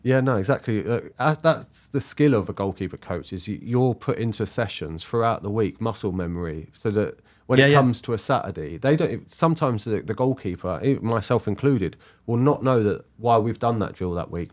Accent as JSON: {"language": "English", "region": "London", "country": "United Kingdom", "tie": "born or raised there", "said": "I grew up in South London"}